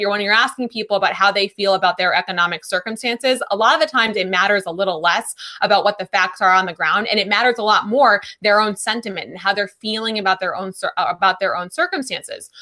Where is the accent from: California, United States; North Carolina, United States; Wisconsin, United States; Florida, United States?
Wisconsin, United States; moved away; I'm from Wisconsin originally